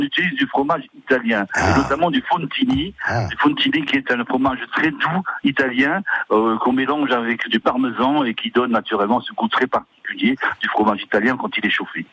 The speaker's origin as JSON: {"language": "French", "area": "Alsace", "region": "Grand Est", "country": "France", "said": "chez nous en Alsace"}